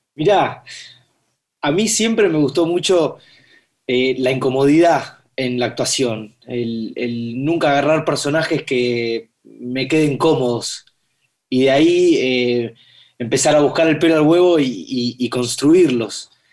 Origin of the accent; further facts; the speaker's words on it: Buenos Aires, Argentina; Yo nací acá, en Buenos Aires, eh, por Belgrano